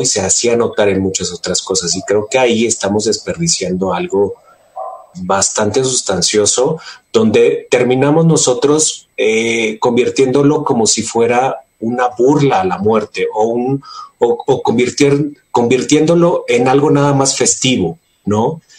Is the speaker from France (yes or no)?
no; Mexico; como mexicanos